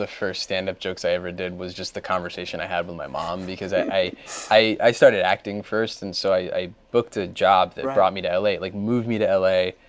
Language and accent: English; New Jersey, United States; I grew up in Jersey.